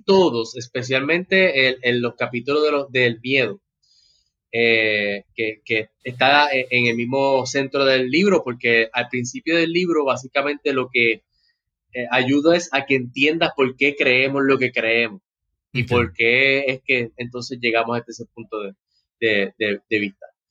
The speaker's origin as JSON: {"language": "Spanish", "country": "Puerto Rico", "said": "como boricua, como latino"}